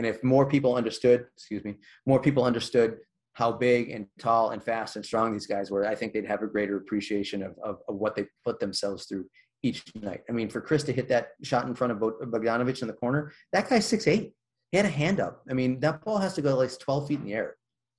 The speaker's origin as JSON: {"language": "English", "region": "Illinois", "country": "United States", "tie": "born or raised there", "said": "I grew up in Comiskey on the South Side. Old Comiskey Park was my place."}